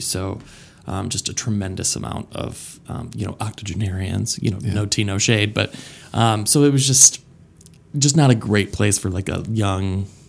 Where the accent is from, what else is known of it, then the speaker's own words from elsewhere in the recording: Flint, Michigan, United States; born there; now in Pittsburgh, United States; So originally I was born in Flint, Michigan.